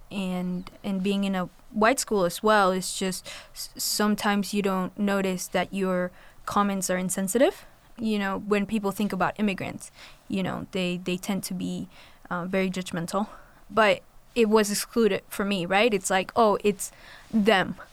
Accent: Colombia; moved away; I'm from Colombia, and so my experience with going to a predominantly white school and navigating that system while being an international Hispanic student

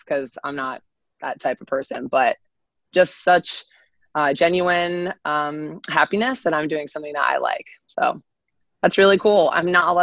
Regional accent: Avon, Connecticut, United States; I am from Connecticut. Avon, Connecticut, little town.

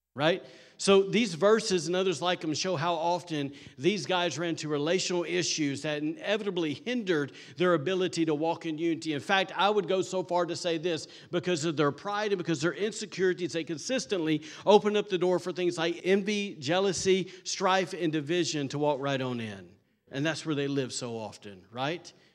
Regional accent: the South, United States; I'm from the South

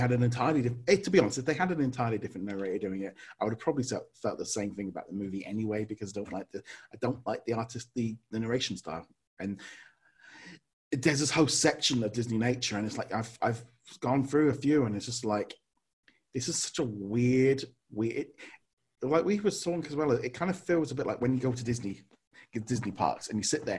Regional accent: United Kingdom; being in Britain and being British

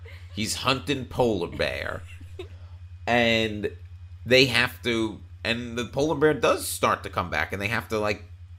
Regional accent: Long Island, New York, United States; I'm from Long Island.

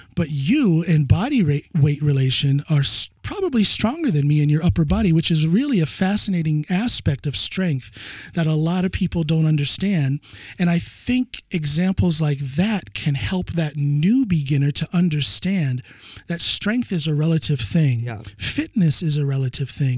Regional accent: United States; now in Norway; my home country, the United States

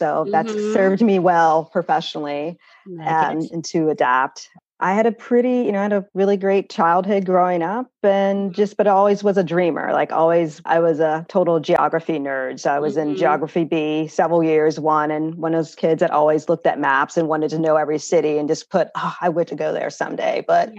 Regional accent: Central Ohio, United States; moved away as an adult; also born or lived in Columbus, Ohio; now in Amsterdam, Netherlands; So mm-hmm. I was born and raised in Central Ohio.

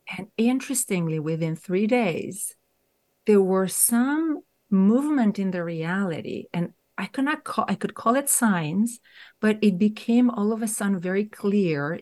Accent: Romania; moved away as an adult; I grew up in Romania. So, I spent there my first few decades of life

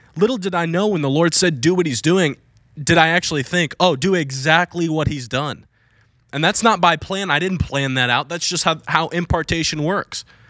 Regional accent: Virginia Beach, Virginia, United States; moved away as an adult; now in Florida, United States; I was gonna go back to Virginia Beach

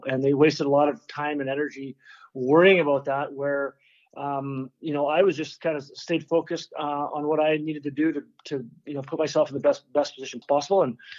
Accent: Dryden, Ontario, Canada; now in California, United States; I went back to Dryden, my hometown

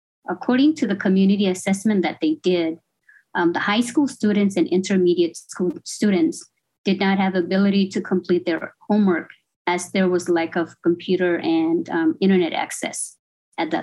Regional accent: Marshall Islands; now in Hawaii, United States; I'm from the Marshall Islands, born and raised in the Marshall Islands, and kind of came to school abroad.

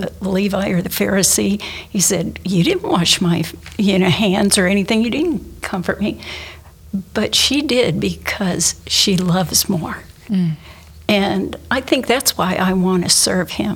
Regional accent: Okeechobee, Florida, United States; I grew up in Okeechobee, as you know, and went to a little tiny church

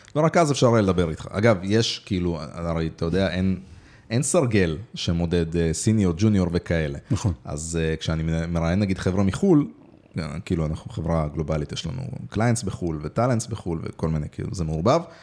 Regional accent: Israel; also born or lived in Moldova; עליתי לארץ, לא נולדתי פה, אבל אה, עליתי בגיל יחסית צעיר, בשבע

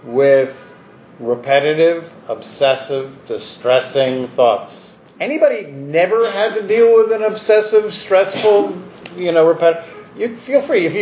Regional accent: New York City, New York, United States; as a New Yorker

